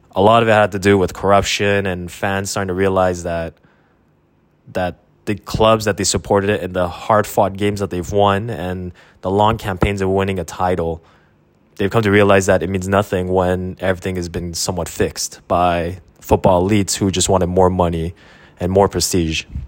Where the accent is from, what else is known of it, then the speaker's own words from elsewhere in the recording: Quebec, Canada; I grew up in Quebec